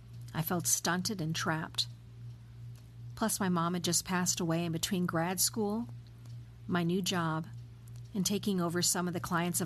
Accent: Oklahoma, United States; also born or lived in Colorado; now in Germany; I grew up in Oklahoma's green country in the midst of the humidity in the Midwest. Sunny Colorado is the adopted home of my heart, and I'm making a new life with my family in a town near Hamburg, Germany.

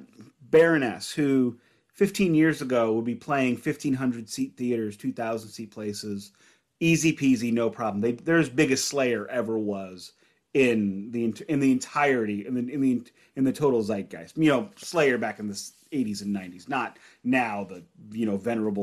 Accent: St. Louis, Missouri, United States; we're both from St. Louis

